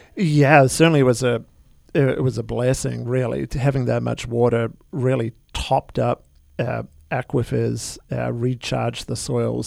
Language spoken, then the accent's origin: English; New Zealand; now in United States; I'm originally from New Zealand.